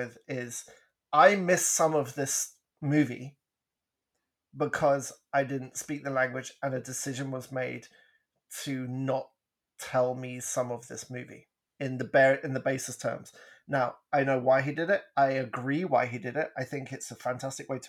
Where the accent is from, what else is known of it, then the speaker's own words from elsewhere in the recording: England, United Kingdom; moved away; We grew up in England